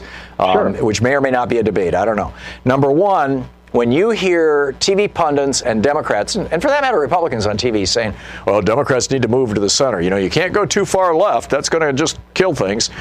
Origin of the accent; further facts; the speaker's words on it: Michigan, United States; moved away as an adult; I grew up in Michigan. I lived in the Midwest until I was 27 years old